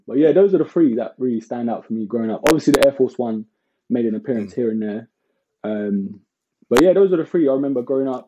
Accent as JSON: {"language": "English", "region": "London", "country": "United Kingdom", "tie": "born or raised there", "also_born_or_lived": "Hackney", "said": "I moved when I was around like eight years old to like Walthamstow like East London"}